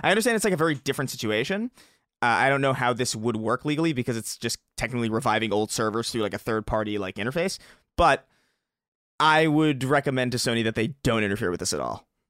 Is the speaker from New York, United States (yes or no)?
yes; New York, United States; I grew up in New York